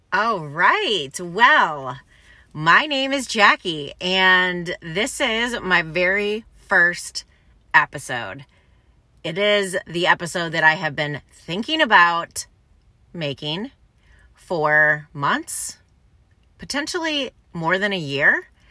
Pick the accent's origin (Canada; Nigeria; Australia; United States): United States; Ann Arbor, Michigan; I grew up in Ann Arbor, Michigan